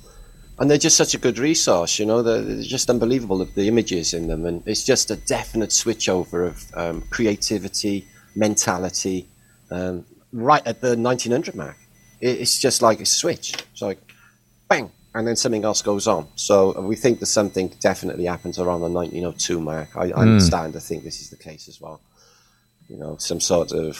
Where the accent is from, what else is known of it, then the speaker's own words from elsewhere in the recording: Wales, United Kingdom; I'm from Wales